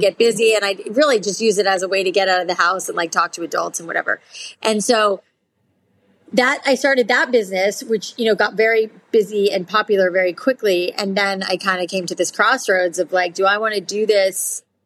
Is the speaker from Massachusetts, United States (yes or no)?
no; South Florida, United States; I grew up in South Florida